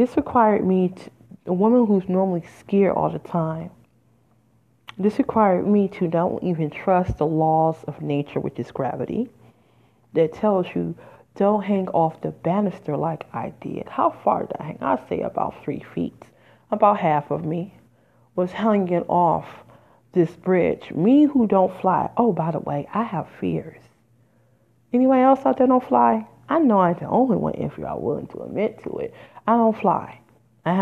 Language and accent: English; Midwest, United States; moved away; I'm from the Midwest originally. I have lived there in 20 years